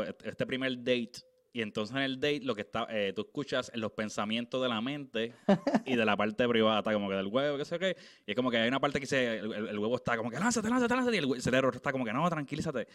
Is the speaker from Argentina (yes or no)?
no; Naguabo, Puerto Rico; moved away; yo estoy viviendo afuera, Pero yo soy de Naguabo